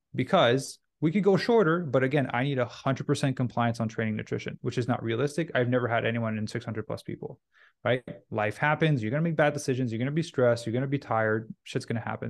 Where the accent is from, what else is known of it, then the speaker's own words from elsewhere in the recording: Canada; also born or lived in Vancouver; I'm Canadian, so I was in Vancouver at the time